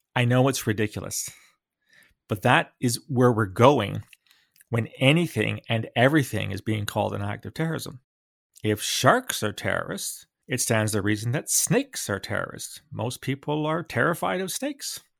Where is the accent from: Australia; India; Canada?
Canada; London, Ontario; I grew up in London, Ontario, in the sixties and early seventies